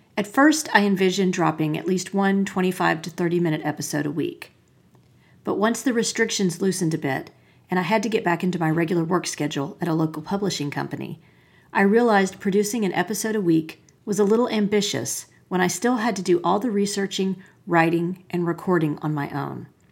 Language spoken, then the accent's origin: English; Asheville, North Carolina, United States; my hometown of Asheville, North Carolina